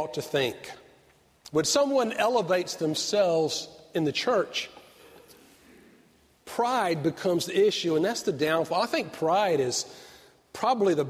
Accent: Avondale Estates, Georgia, United States; I grew up in Avondale, outside of Stone Mountain, Georgia

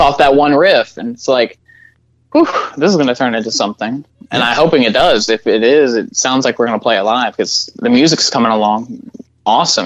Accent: Little Rock, Arkansas, United States; we're from Little Rock.

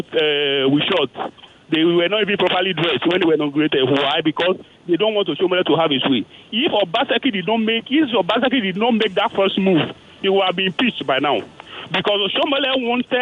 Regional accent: Edo, Nigeria; I am from Edo State

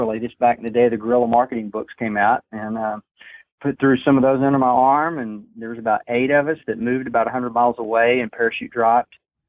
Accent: Dallas-Fort Worth area, Texas, United States; also born or lived in St. Louis, Missouri; now in Kansas City, United States; So I grew up in the South, in the Dallas-Fort Worth area, and grew up in a Baptist / Nazarene family, really. My grandparents are Nazarene.

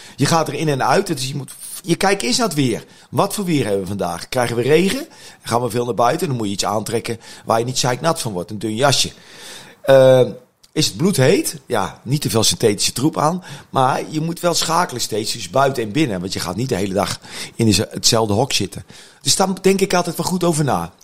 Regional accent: Utrecht, Netherlands; als Utrechter

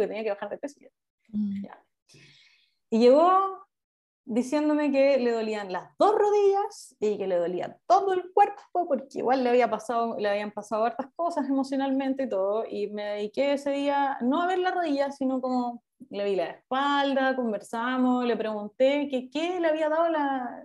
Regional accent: Concepción, Biobío, Chile; soy de Concepción

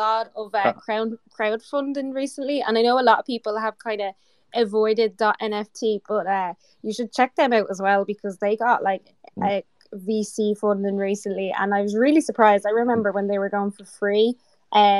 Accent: Ireland; I'm the Irish girl here

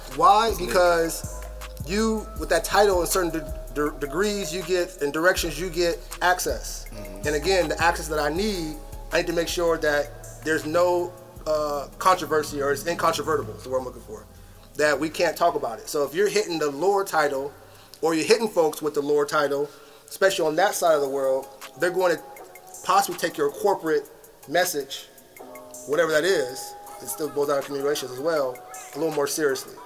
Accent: United States; I was born and raised, or born in America

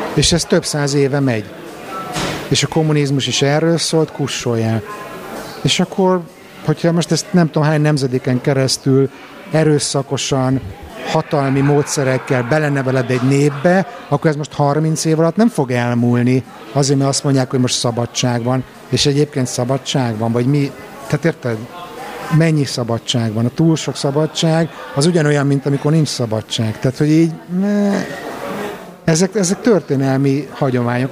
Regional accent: Budapest, Hungary; first language Hungarian; moved away

